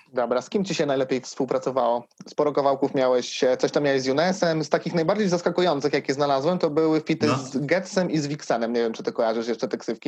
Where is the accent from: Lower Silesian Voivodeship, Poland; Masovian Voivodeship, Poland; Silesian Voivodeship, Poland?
Masovian Voivodeship, Poland; Siedlce; jestem z Siedlec